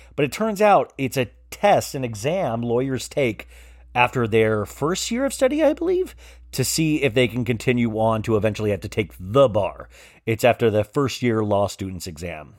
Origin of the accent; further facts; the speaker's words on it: Kansas, United States; now in Los Angeles, United States; I was a kid growing up in Kansas